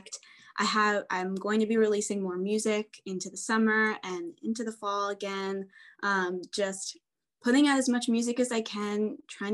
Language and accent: English; United States; I'm from the New York, New Jersey area. So I grew up going into New York City